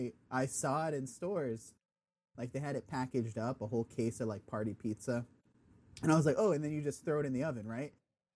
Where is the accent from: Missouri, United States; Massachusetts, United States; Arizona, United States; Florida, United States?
Massachusetts, United States; moved away as an adult; now in Rhode Island, United States; born and raised in Massachusetts, and I've since moved down south.